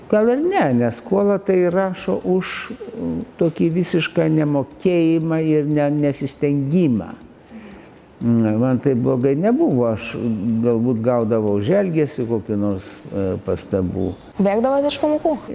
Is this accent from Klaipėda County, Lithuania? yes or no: no; Kaunas, Kaunas County, Lithuania; tu pats kaunietis? Jo, aš